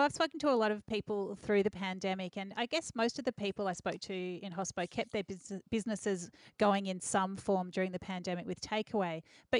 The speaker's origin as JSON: {"language": "English", "town": "Melbourne", "region": "Victoria", "country": "Australia", "tie": "born or raised there", "said": "Today on Dirty Linen, we are sticking in my hometown of Melbourne because this is where it is all happening."}